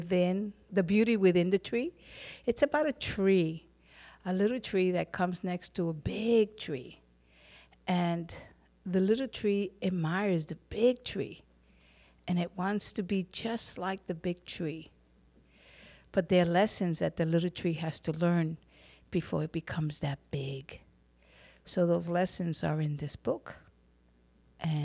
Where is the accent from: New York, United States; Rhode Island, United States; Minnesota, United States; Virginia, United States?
New York, United States; New York City; I was born here in New York City